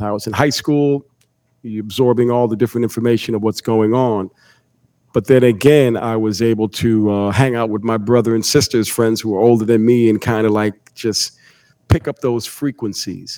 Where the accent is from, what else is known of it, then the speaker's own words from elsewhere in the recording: Bloomfield, Connecticut, United States; I'm originally from Bloomfield, the next town over. Okay. Bloomfield, Connecticut.